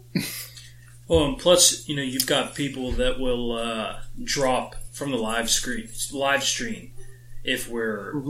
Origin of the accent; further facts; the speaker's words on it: West Virginia, United States; I'm from West Virginia, and we had Buck Wild